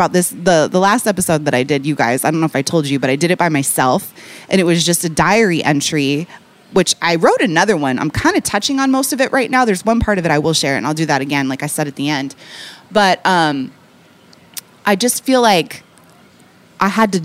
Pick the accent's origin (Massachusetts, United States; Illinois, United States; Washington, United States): Washington, United States; Seattle; also born or lived in New York; now in Chicago, United States; I'm from Seattle